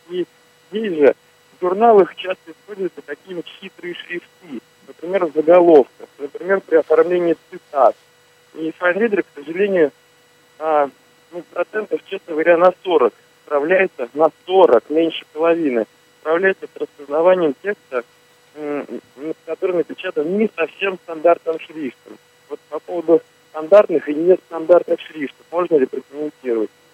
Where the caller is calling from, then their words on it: Odesa, Odesa Oblast, Ukraine; я звоню из Одессы